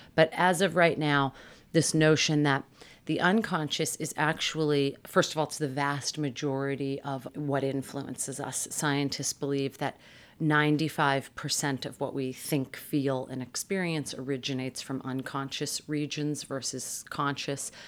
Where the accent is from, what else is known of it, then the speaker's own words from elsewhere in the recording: Massachusetts, United States; I grew up in Massachusetts